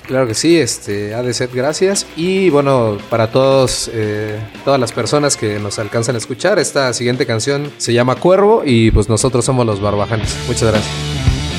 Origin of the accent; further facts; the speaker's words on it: Oaxaca, Mexico; todos somos oaxaqueños